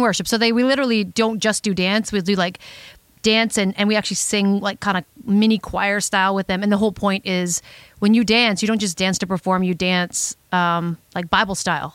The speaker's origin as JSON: {"language": "English", "town": "Sarnia", "region": "Ontario", "country": "Canada", "tie": "born or raised there", "moved": "as an adult", "said": "her and I grew up in the Sarnia area together"}